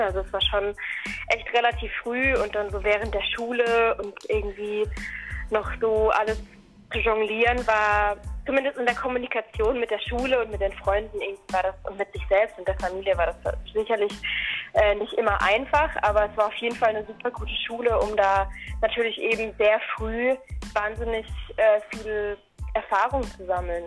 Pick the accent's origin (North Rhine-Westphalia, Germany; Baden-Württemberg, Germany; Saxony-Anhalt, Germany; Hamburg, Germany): Baden-Württemberg, Germany; Black Forest; Ich komme eigentlich aus dem Schwarzwald